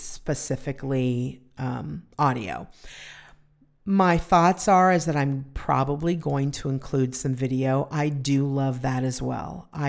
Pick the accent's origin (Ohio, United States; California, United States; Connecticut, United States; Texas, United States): California, United States; I was from California, and they came and did a photo shoot with me.